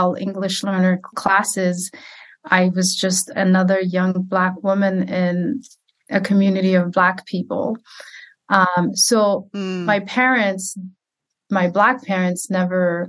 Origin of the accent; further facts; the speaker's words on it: Clarkston, Georgia, United States; also born or lived in Somalia; now in St. Cloud, United States; I grew up in a predominantly Black community in Clarkston, Georgia